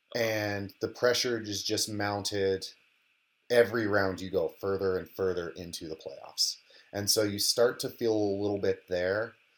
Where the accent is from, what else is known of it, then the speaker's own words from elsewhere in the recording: Colorado, United States; moved away as an adult; also born or lived in Minnesota; I grew up in Colorado